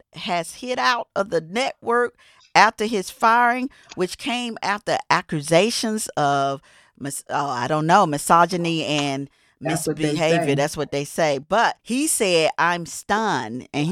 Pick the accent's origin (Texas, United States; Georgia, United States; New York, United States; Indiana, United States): Georgia, United States; Atlanta; I was born in Atlanta